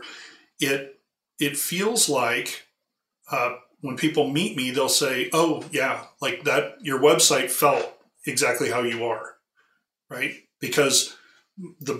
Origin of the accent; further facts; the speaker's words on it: California, United States; I grew up in California on the coast